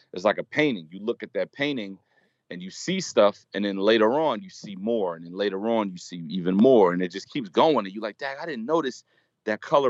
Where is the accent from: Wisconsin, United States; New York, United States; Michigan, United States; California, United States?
New York, United States; New York City; where I grew up in Brooklyn